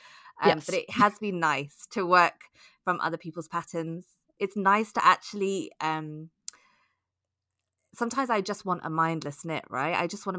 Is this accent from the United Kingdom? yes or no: yes; United Kingdom; I grew up on Rowan knitting patterns in the UK.